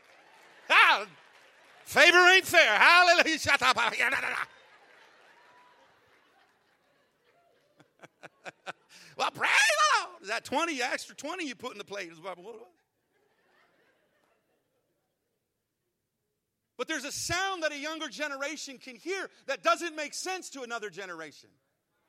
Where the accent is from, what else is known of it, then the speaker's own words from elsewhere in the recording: Arizona, United States; moved away as an adult; now in Texas, United States; I grew up in Arizona